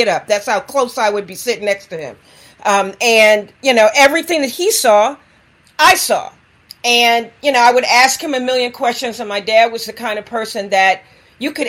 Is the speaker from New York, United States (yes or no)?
yes; New York City, New York, United States; also born or lived in South Bronx / Bahamas (father's origin); I grew up in the Harlem community in the 1960s, and then in the South Bronx in the 1970s.